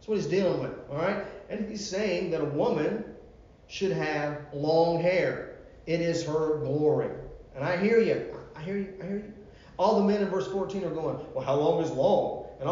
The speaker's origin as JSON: {"language": "English", "town": "Virginia Beach", "region": "Virginia", "country": "United States", "tie": "born or raised there", "said": "I grew up in Virginia Beach, Virginia."}